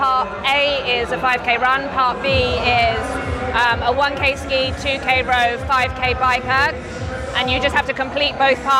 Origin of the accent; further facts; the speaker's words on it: Surrey, South East England, United Kingdom; I'm from Surrey.